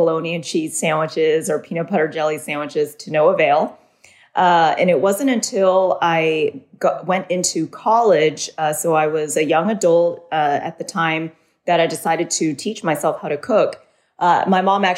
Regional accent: Southern California, United States; I was born in Southern California. I grew up as an only child

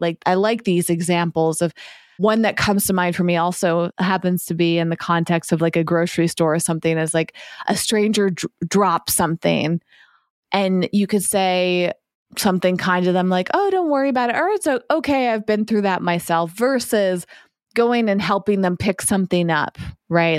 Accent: East Coast of the United States, United States; now in West Coast, United States; I grew up on the East Coast and I've been living on the West Coast

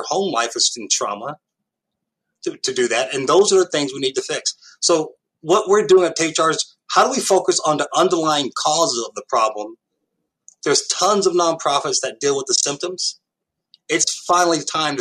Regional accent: New York City, New York, United States; moved away; I came from Harlem, New York in the late 1960s

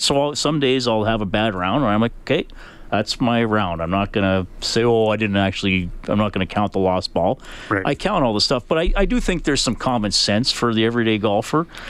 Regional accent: Evansburg, Alberta, Canada; I was a kid growing up in Evansburg

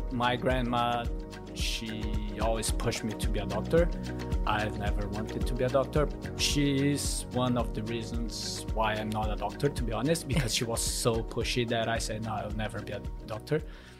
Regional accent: São Paulo, Brazil; first language Korean; English is a second language; moved away as an adult; now in Gold Coast, Australia; I'm from Brazil, from São Paulo, more precisely a massive city. Probably the financial capital of Brazil.

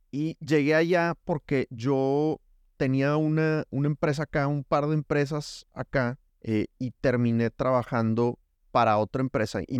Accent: Nuevo León, Mexico; moved away as an adult; now in Colombia; Soy mexicolombiano, exacto. Mi matrimonio es 98% colombiano en cuanto a que nos casamos y a los seis meses nos fuimos a vivir allá

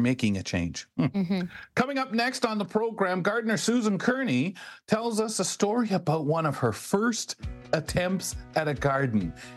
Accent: London, Ontario, Canada; also born or lived in Montreal / Brantford / Toronto; I was born in Montreal. I love my part of London that I, I, grew up in, in Byron

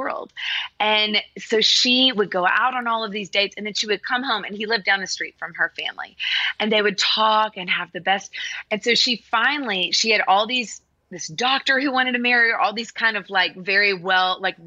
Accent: Nashville, Tennessee, United States; I grew up in Nashville in studios.

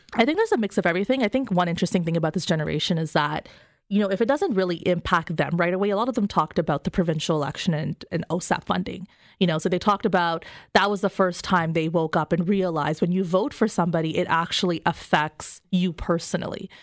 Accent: Canada; I'm a Canadian

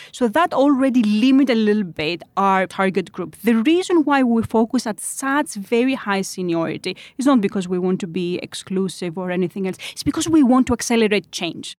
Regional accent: Greece; now in Switzerland; I'm from Greece

